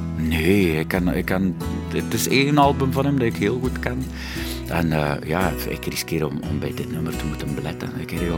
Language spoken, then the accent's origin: Dutch; West Flanders, Belgium; accent: West Flemish; first language West Flemish; bij ons thuis werd er alleen West-Vlaams gesproken.